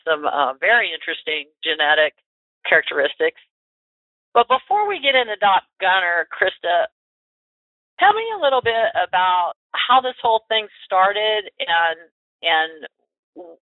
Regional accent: Florida, United States; University of Florida, by the way, my home state

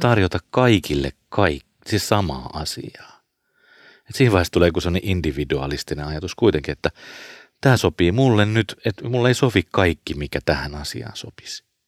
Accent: Porvoo, Uusimaa, Finland

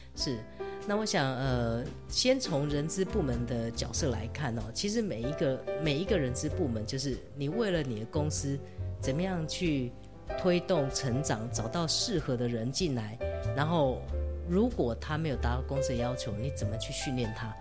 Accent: Taipei, Taiwan; moved away as an adult; now in Hsinchu, Taiwan; 我是台北人

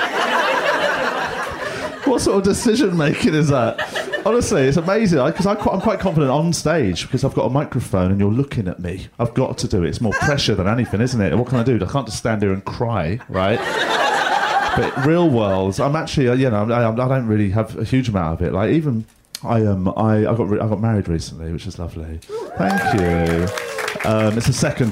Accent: England, United Kingdom; I'm from England, so the sort of people that name pineapples

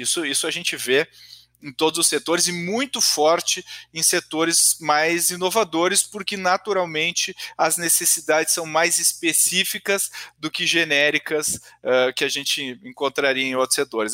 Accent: Brazil; enquanto brasileiros

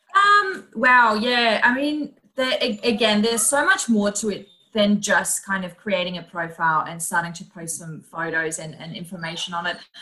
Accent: Netherlands; moved away as an adult; now in Melbourne, Australia; I'm originally from the Netherlands, and I moved to Australia about uh, actually six years ago

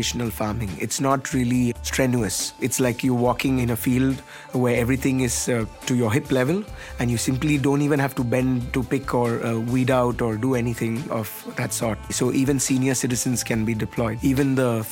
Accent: Chennai, Tamil Nadu, India; I'm from Chennai, India.

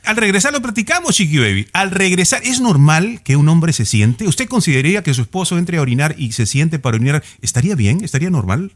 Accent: Peru; yo como peruano

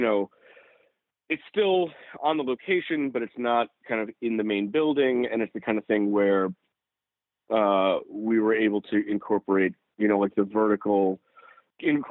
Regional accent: New York City, New York, United States; I grew up in New York City

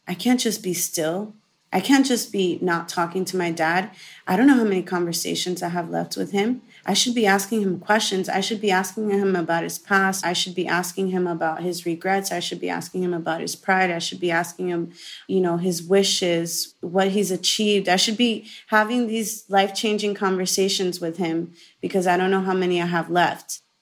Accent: Miami, Florida, United States; born and raised in Miami, Florida

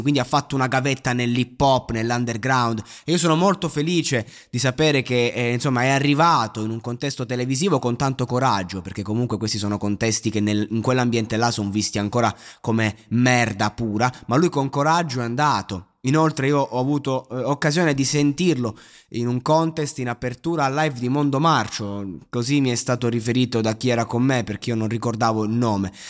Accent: Pescara area, Abruzzo, Italy; Pescara, eh, dalle mie parti

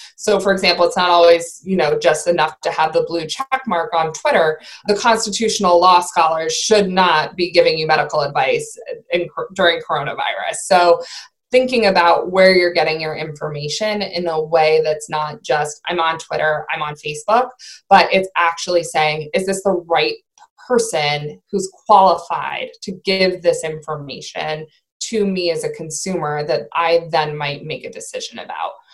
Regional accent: Maine, United States; I'm from Maine

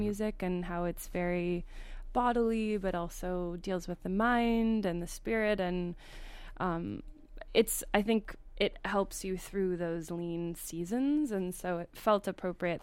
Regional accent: Indiana, United States; I grew up in Indiana

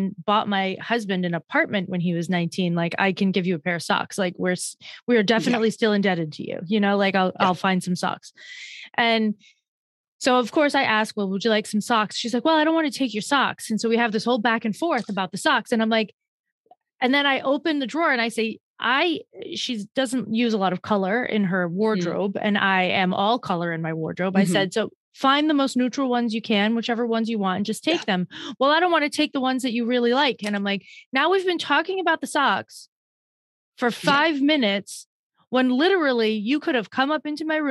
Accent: Northeast, United States; I'm from the Northeast

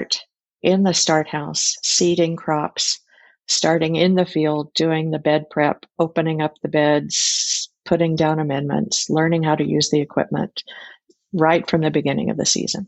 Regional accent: Fort Worth, Texas, United States; now in Whidbey Island, United States; I grew up in Fort Worth, Texas

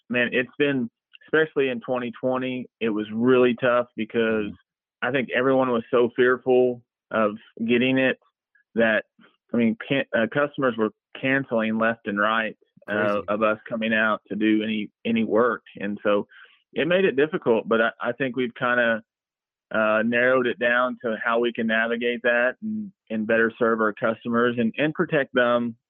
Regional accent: Tuttle, Oklahoma, United States; growing up in Tuttle, man, I couldn't ask for a better town to grow up

